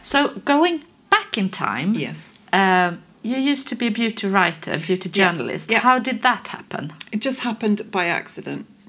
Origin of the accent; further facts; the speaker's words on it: United Kingdom; but I'm I'm British.